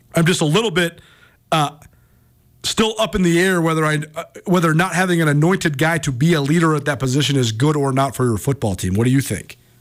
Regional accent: Missoula, Montana, United States; Growing up in Missoula

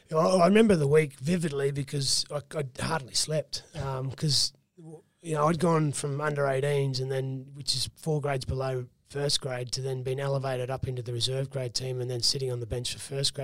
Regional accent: Roma, Queensland, Australia; also born or lived in Brisbane / Wandoan; I always say Roma because that's yep. where I spent most of my childhood

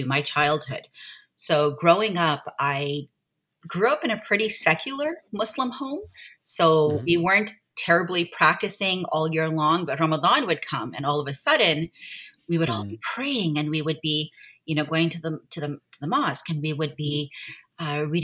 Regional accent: Montreal, Quebec, Canada; I am born and raised in Montreal, where I live right now, raising my family.

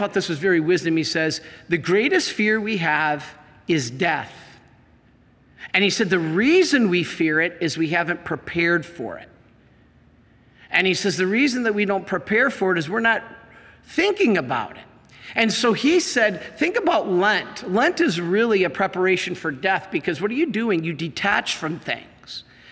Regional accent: Monroe, Michigan, United States; I'm from Monroe. I lived on South Custer Road. I went to, played baseball in the Custer Baseball League.

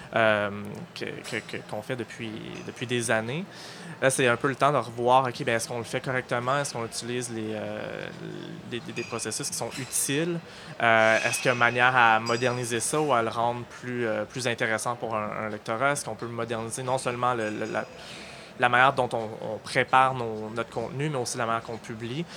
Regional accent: Halifax, Nova Scotia, Canada; moved away as an adult; now in Montreal, Canada; je suis originaire d'Halifax, en Nouvelle-Écosse, où j'ai fait mes études en journalisme

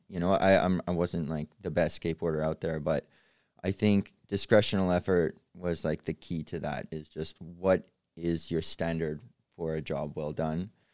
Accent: Canada; also born or lived in Odessa, Ukraine; I was born in Odessa, Ukraine, and we moved to Canada when I was six

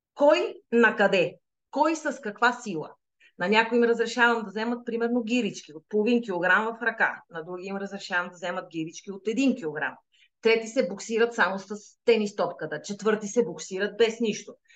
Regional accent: Sliven, Sliven Province, Bulgaria; moved away as an adult; now in Madrid, Spain; Аз всъщност съм родена в Сливен. Нали, с корените в Стралжа, обаче съм израснала и съм учила в Сливен

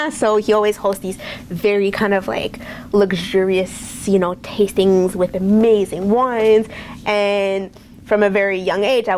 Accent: Montreal, Quebec, Canada; moved away as an adult; also born or lived in France; now in McMinnville, United States; I grew up in Montreal, so very much of a French influence in our culture

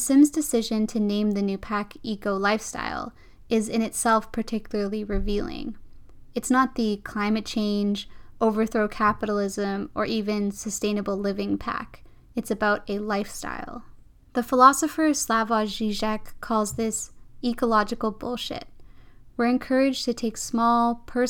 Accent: around Vancouver, British Columbia, Canada; Growing up around Vancouver

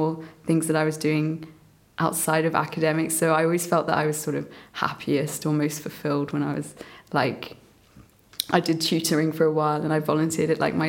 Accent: England, United Kingdom; also born or lived in Myanmar; Yeah, so I guess starting from the beginning as well, I was born in Burma, and I grew up with my grandparents for the first few years there. My parents started their life here in England, and I moved over when I was quite young. I was like 3.

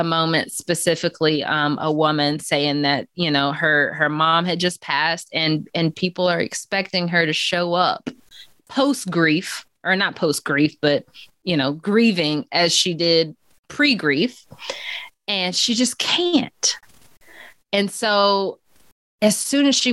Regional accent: Chapel Hill, North Carolina, United States; growing up in Chapel Hill, it was a very affluent area

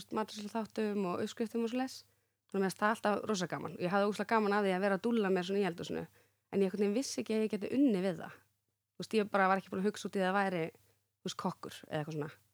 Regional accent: Reykjavík, Capital Region, Iceland; also born or lived in Grafarvogur; Ég átti heim í Breiðholtinu

